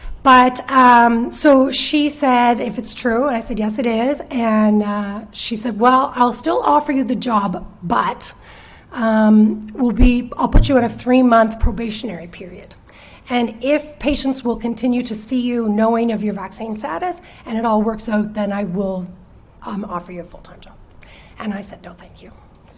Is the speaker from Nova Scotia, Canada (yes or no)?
yes; Chester, Nova Scotia, Canada; Actually, I grew up in Chester, but moved away for a few years, and then after, when I got my job, 22 years ago.